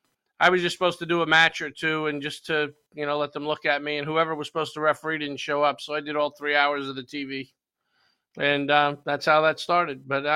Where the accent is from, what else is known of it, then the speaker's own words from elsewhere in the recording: Yonkers, New York, United States; moved away as an adult; also born or lived in Charlotte, North Carolina / South Florida; now in Florida, United States; No, I'm born and raised in Yonkers, New York